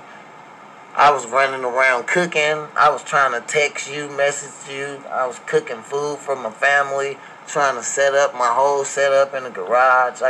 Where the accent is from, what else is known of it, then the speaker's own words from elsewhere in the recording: East St. Louis, Illinois, United States; moved away as an adult; also born or lived in Washington; now in Missouri, United States; I grew up in East St. Louis, Illinois